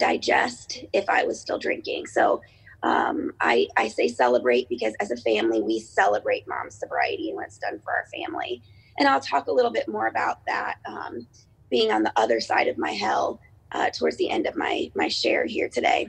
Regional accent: Cincinnati, Ohio, United States; I am from Cincinnati, Ohio.

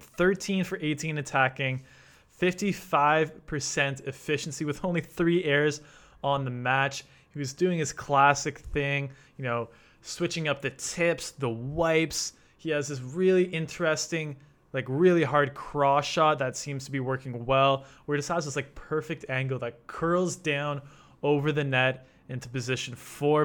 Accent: Canada; as a Canadian

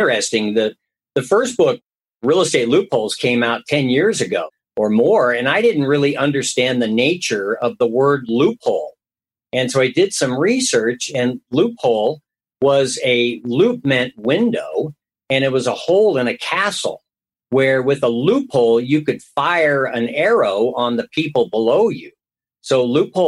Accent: San Francisco Bay Area, California, United States; moved away as an adult; now in Reno, United States; I grew up in the San Francisco Bay Area

